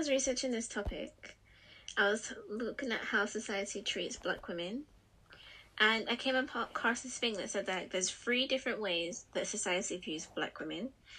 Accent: Liverpool, North West England, United Kingdom; accent: Scouse; I was about to say, I'm from Liverpool, but that was going to give it away.

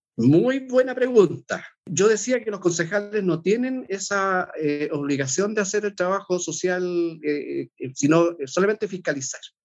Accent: Temuco, Araucanía, Chile; now in Santiago, Chile; Una escuela muy chica allá en Temuco, que es mi ciudad natal

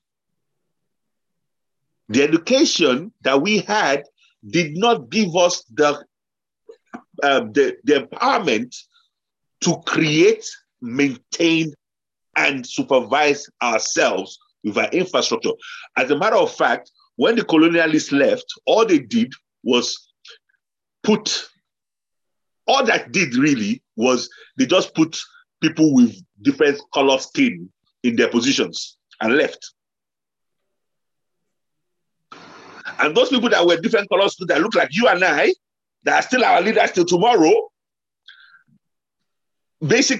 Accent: Nigeria

